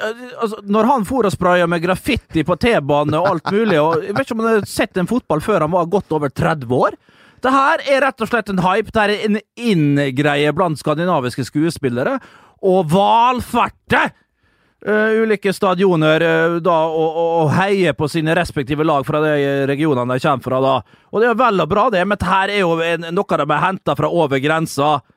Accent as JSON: {"language": "Norwegian", "region": "Møre og Romsdal", "country": "Norway", "said": "Jeg er romsdaling"}